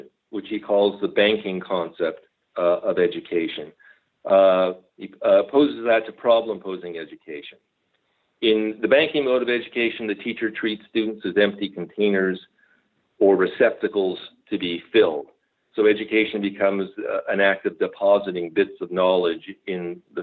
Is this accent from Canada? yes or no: yes; Montreal, Quebec, Canada; moved away; also born or lived in Fraser Valley, British Columbia; I grew up in Montreal.